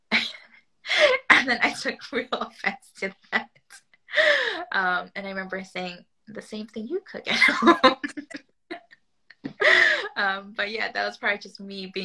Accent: New York, United States; moved away as an adult; also born or lived in Argentina; now in United Kingdom; I grew up in New York

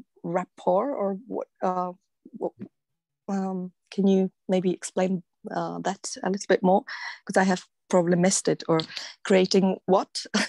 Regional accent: Czechia; English is a second language; I'm from the Czech Republic, and I have to be in Tahoe because my baby is asleep next to me.

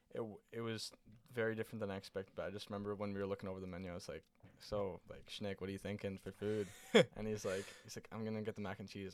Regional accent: Canada; I'm Canadian

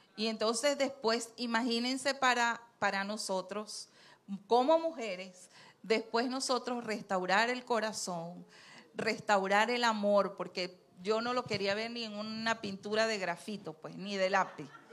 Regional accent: Trujillo, Venezuela; moved away as an adult; now in Santo Domingo, Dominican Republic; nosotros somos andinos, yo soy andina, David es guaro, David es de Lara y yo soy de Trujillo.

